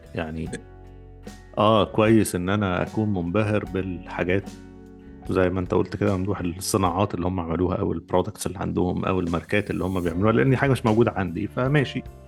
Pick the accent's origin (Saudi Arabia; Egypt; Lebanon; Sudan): Egypt; moved away; انا مصري وانت مصري واحنا في مصر